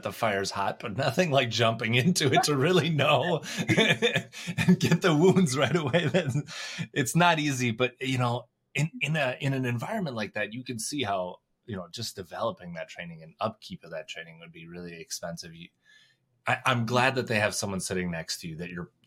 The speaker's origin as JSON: {"language": "English", "region": "Minnesota", "country": "United States", "tie": "born or raised there", "said": "I grew up in a small town, Minnesota."}